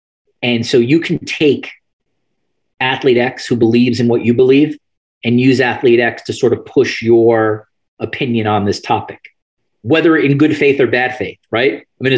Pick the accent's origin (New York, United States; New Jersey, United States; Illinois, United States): New York, United States; New York City; moved away as an adult; now in Canada; We're in the States, which where obviously I grew up, and growing up around New York City, which is in, you know, maybe among the most individualistic places on the planet